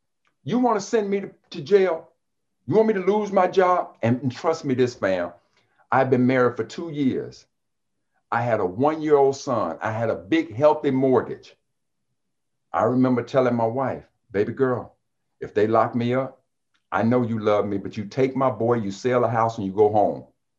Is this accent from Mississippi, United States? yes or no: yes; Jackson, Mississippi, United States; When I came from Jackson, Mississippi, and I got my degree in engineering, I was an educated fool.